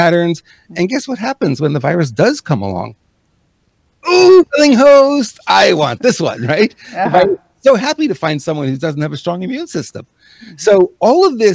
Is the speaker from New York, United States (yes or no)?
yes; New York, United States; first language English; moved away; also born or lived in Montreal; I'm an English-speaking guy, born in New York.